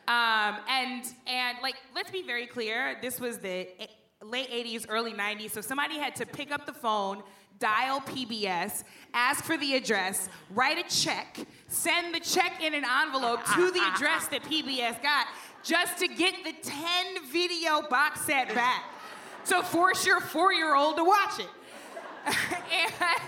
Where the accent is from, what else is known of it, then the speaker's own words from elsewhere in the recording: St. Louis, Missouri, United States; I grew up in St. Louis